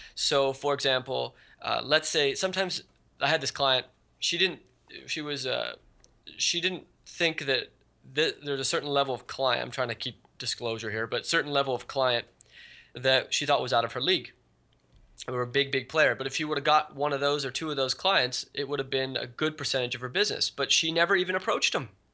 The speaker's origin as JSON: {"language": "English", "area": "Silicon Valley", "region": "California", "country": "United States", "tie": "born or raised there", "also_born_or_lived": "Hawaii", "said": "I've been growing up in Silicon Valley. Well, I was originally born in Hawaii, and then, then I moved to Silicon Valley when I was about ten"}